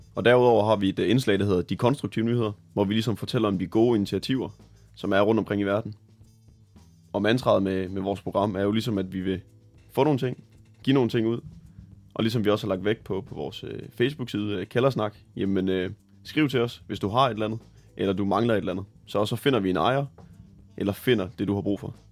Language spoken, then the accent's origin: Danish; Tvis, Central Denmark Region, Denmark